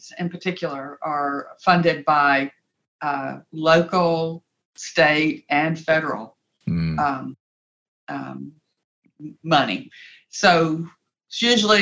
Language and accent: English; Rock Hill, South Carolina, United States; I grew up in Rock Hill, South Carolina. Graduated high school there